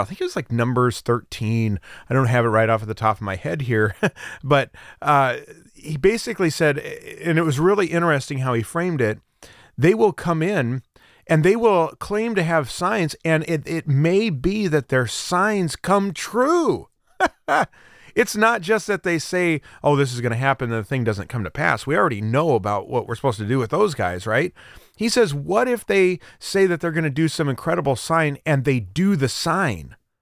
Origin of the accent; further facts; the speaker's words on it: Central Oregon, United States; now in Florida, United States; I grew up in Central Oregon, uh, in the high desert of Central Oregon